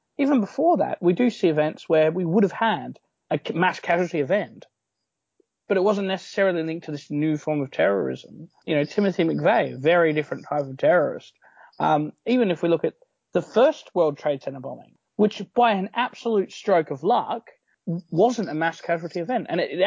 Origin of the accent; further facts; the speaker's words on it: Australia; in Australia, as an Australian